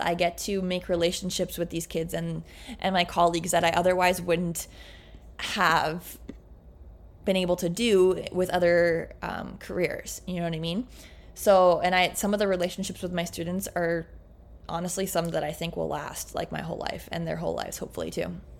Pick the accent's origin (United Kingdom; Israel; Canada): Canada; I'm like can- Canadian